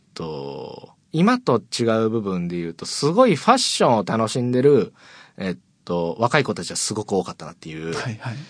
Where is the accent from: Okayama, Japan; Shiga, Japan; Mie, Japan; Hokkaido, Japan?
Okayama, Japan; Maniwa; moved away as an adult; now in Fukuoka, Japan; 岡山出身なんですけど、うあの、岡山岡山の、えっと、 真庭市っていう、はい、すごいど田舎